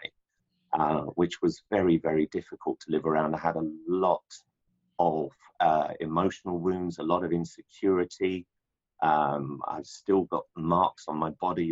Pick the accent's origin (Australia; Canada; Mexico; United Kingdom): United Kingdom; London; London was, at least the part where I grew up. I grew up in a ghetto